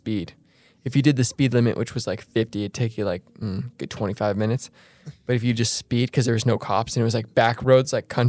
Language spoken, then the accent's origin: English; Shelley, Idaho, United States; moved away; I'm from Idaho.